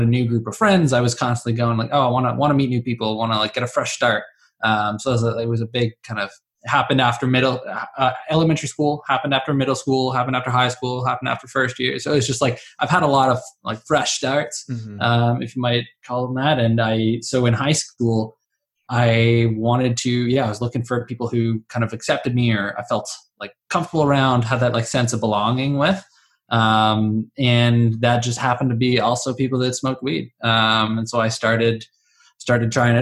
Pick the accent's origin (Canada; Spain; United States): Canada; Ottawa, Ontario; So I grew up in Ottawa. I was born in Orleans